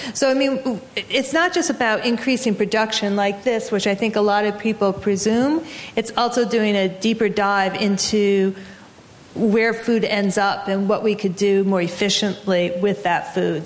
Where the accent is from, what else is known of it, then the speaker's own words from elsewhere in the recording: Massachusetts, United States; Massachusetts, my home state